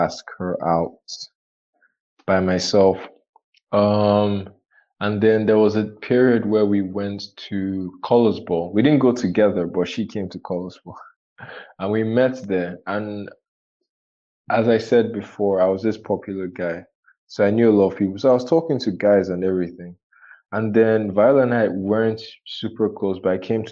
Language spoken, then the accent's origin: English; Nigeria; I'm Nigerian.